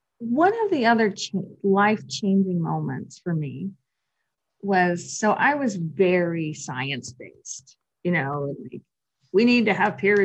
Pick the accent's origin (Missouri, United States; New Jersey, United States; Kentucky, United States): Kentucky, United States; Western; I came from Western Kentucky, which is quite rural, we did not have a yoga studio in sight anywhere.